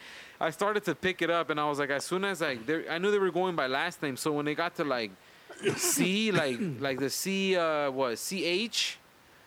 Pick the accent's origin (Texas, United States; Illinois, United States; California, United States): California, United States; Los Angeles; growing up in Wilmington